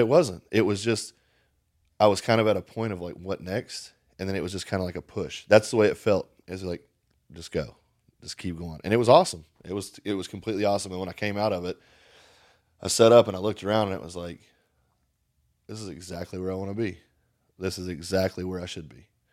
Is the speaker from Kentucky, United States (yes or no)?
yes; Paint Lick, Kentucky, United States; moved away; I'm from Paint Lick, Kentucky. Paint fucking Lick, Kentucky